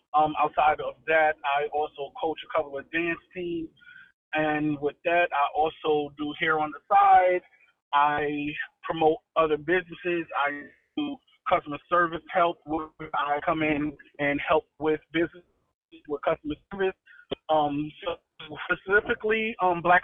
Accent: New Haven, Connecticut, United States; moved away as an adult; also born or lived in Selma, Alabama; now in Atlanta, United States; I'm originally from New Haven, Connecticut

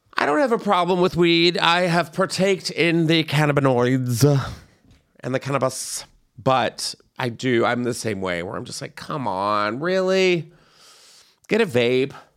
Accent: San Antonio, Texas, United States; my hometown is in the news this Valentine's Day. And it's not because of their delicious foods. or the beautiful downtown San Antonio Riverwalk

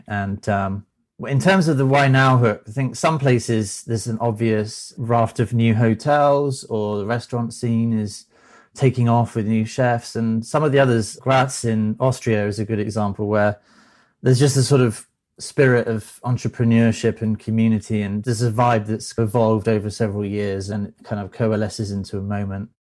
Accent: United Kingdom; now in Thousand Oaks, United States; I'm a Brit

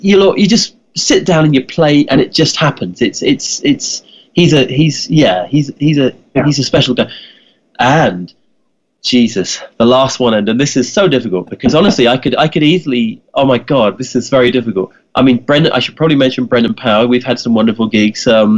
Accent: England, United Kingdom; when I was 10, I was growing up in England, and I had a poster of the … on my bedroom wall.

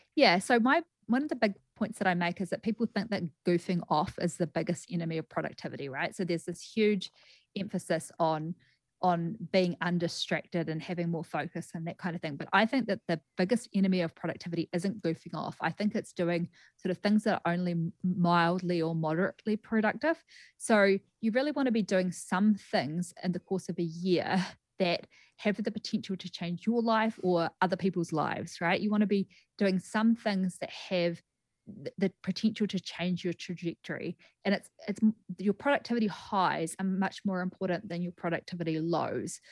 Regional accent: Greymouth, West Coast, New Zealand; moved away as an adult; also born or lived in Christchurch, New Zealand / New York, United States; now in Las Vegas, United States; So I'm from Greymouth originally, and I studied at the University of Canterbury and then moved over to the U S in two thousand and thirteen.

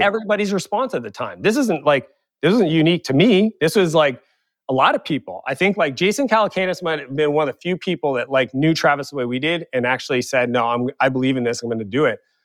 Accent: Eastern Canada, Canada; moved away as an adult; also born or lived in San Francisco; now in Kelowna, Canada; I grew up in Eastern Canada where I didn't have access to that network

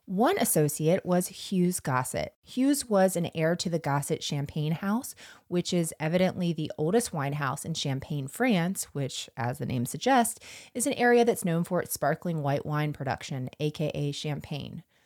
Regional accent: United States; I am from the North Florida, South Georgia region

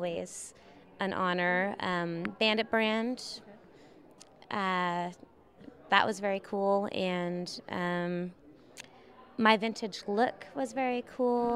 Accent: Prince Edward Island, Canada; now in Austin, United States; I was born on Prince Edward Island in Canada.

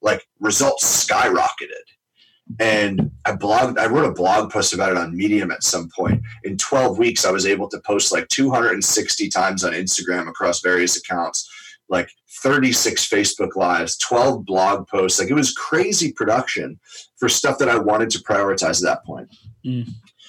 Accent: New York, United States; I'm born and raised in New York, diehard Giants fan, literally grew up in Giants Stadium

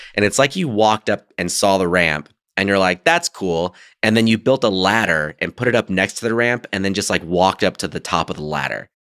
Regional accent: United States; I grew up very Americanized

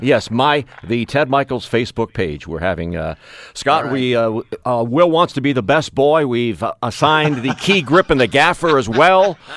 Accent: Hamilton, Ontario, Canada; Working in my hometown at a station where local means everything

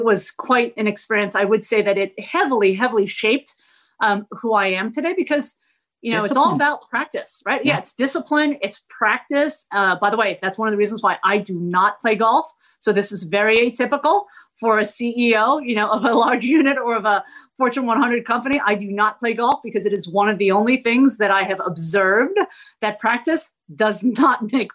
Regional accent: New Jersey, United States; also born or lived in Midwest; now in Dallas-Fort Worth, United States; I was born in the Midwest, which is where my dad went to grad school. And relatively early on in my life, we moved to New Jersey

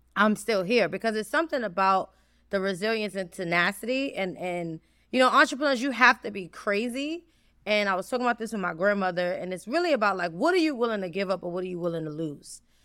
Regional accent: New York City, New York, United States; I'm from the South Bronx. I grew up in Mitchell Houses

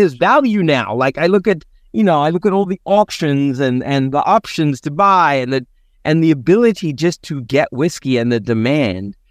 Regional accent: Cape Town, Western Cape, South Africa; now in San Diego, United States; growing up in Cape Town

